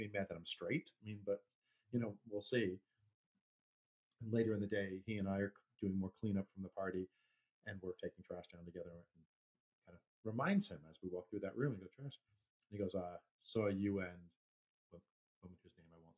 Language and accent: English; New York, United States; I was from New York